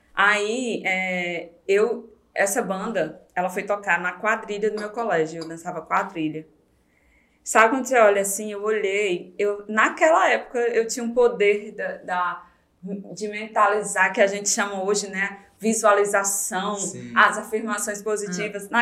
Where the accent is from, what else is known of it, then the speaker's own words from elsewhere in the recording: Fortaleza, Ceará, Brazil; moved away; Nasci em Fortaleza. É, o José Walter é um bairro lá